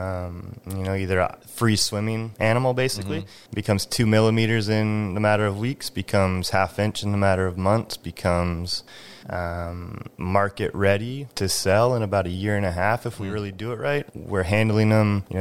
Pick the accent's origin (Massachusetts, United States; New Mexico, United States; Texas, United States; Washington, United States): Washington, United States; Drayton Harbor; moved away; also born or lived in California; I'm 6 years old walking around eelgrass beds out in Drayton Harbor